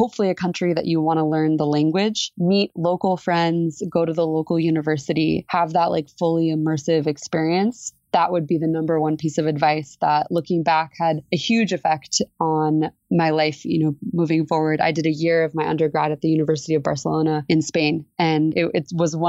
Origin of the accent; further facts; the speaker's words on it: United States; moved away as an adult; now in Mexico City, Mexico; as an American